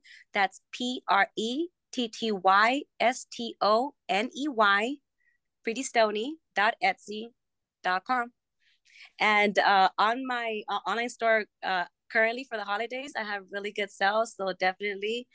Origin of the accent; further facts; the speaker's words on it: Los Angeles, California, United States; moved away as an adult; also born or lived in Colorado; now in Las Vegas, United States; I'm originally from Los Angeles, and that's exactly where, you know, I get all of my inspiration from growing up in the streets of L.A., and I lived there for most of my life